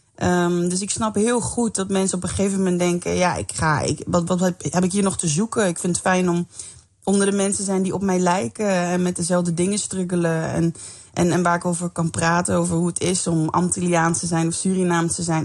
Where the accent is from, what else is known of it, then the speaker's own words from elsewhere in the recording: Limburg, Netherlands; ik kom zelf uit Limburg